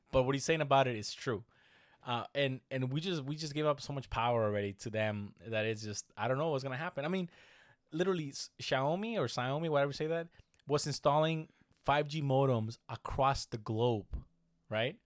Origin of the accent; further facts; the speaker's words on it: United States; I'm American too